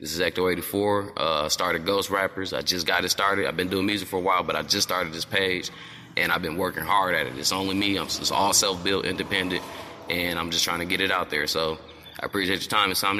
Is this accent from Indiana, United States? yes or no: yes; South Bend, Indiana, United States; I'm from South Bend, Indiana.